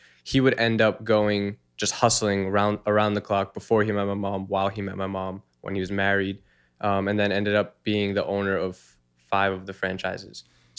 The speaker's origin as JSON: {"language": "English", "region": "Massachusetts", "country": "United States", "tie": "born or raised there", "said": "I grew up in Massachusetts."}